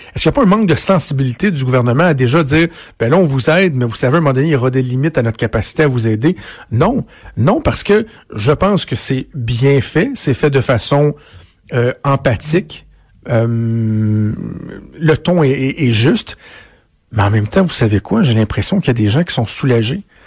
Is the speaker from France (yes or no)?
no; Canada; chez nous, au Canada